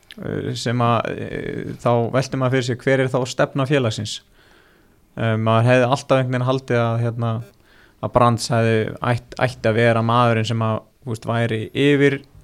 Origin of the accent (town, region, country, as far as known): Iceland